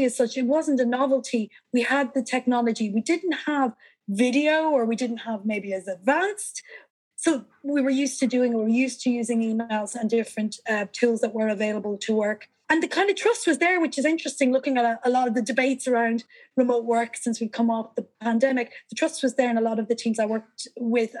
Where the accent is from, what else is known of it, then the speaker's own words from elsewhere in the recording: Ireland; moved away as an adult; also born or lived in New Zealand; now in Spain; I'm Irish. You might be able to tell from the accent of my passport.